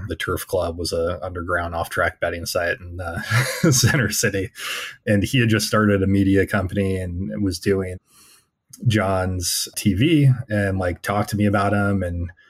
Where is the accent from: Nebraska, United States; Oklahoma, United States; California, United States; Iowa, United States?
California, United States; Temecula; moved away as an adult; now in Pennsylvania, United States; I grew up in a rather conservative suburb, Temecula, California